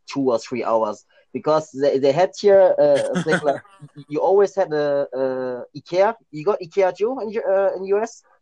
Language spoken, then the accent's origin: English; Germany; English is a second language; also born or lived in Thailand; when I came to Germany because I was born in Thailand but I came to Germany when I was like 10 years old and it was back in 2000